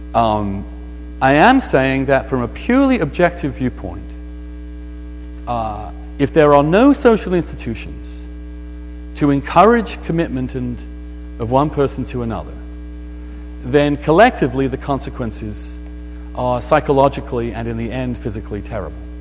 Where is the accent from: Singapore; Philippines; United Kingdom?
United Kingdom; East Grinstead, South East England; moved away; my hometown, and it's a beautiful little town in England called East Grinstead